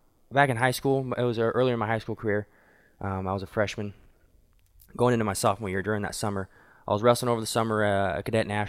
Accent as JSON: {"language": "English", "town": "Wichita", "region": "Kansas", "country": "United States", "tie": "born or raised there", "said": "my hometown, Wichita"}